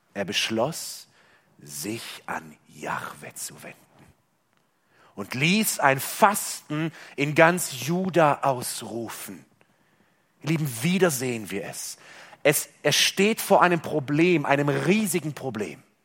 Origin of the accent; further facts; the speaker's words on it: Germany; bei uns in Deutschland